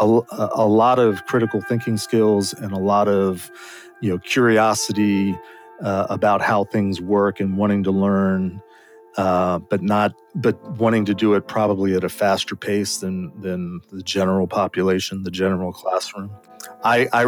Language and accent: English; Maryland, United States; I was born and raised in Maryland